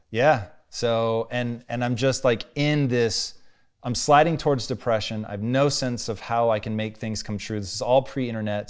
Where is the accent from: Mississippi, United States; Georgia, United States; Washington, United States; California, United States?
Washington, United States; Tacoma; growing up in Tacoma, dude, it was white people twenty-four